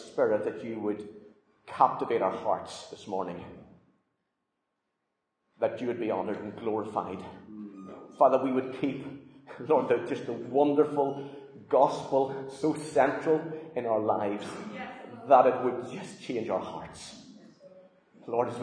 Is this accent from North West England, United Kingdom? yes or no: no; Northern Ireland, United Kingdom; moved away; Growing up in Northern Ireland